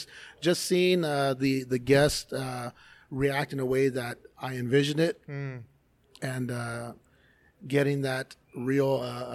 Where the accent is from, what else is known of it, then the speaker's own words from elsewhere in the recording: Los Angeles, California, United States; moved away; I was born and raised in Los Angeles.